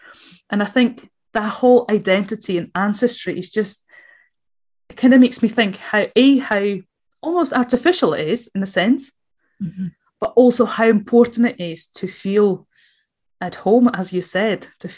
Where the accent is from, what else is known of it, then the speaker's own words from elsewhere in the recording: Latvia; So I was born in Latvia, what is Latvia mm-hmm. now, but actually all my ancestry is from either Russia, Ukraine, a bit of Belarus mixed